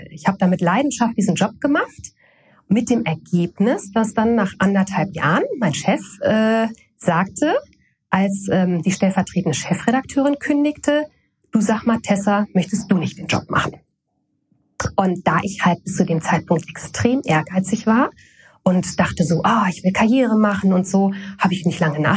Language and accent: German; Koblenz, Rhineland-Palatinate, Germany; now in Hamburg, Germany; Ich wollte überhaupt nicht nach Hamburg. Ich wollte nicht weg von Koblenz. Ich wollte nicht weg von meiner Heimat, äh, so weit weg